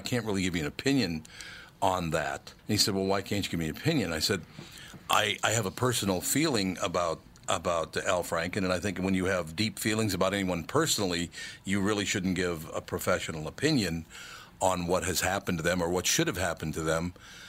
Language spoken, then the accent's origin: English; Minneapolis, Minnesota, United States; I grew up in North Minneapolis, as I told you, on Plymouth Avenue and then West Broadway later on in life. To have become successful in my hometown